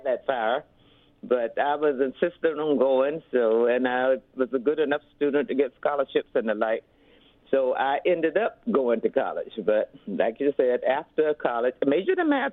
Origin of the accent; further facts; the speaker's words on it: Portsmouth, Virginia, United States; born and bred in Portsmouth, so elementary days and growing up in the little community called Douglas Park